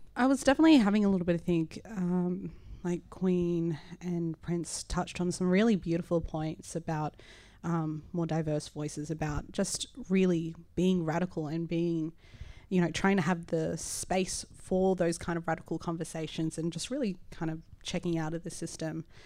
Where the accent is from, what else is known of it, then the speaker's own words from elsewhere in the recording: Sydney, New South Wales, Australia; I am a Miriam Mir, uh, Larakia woman, so I'm Indigenous, uh, but I was raised here in Redfin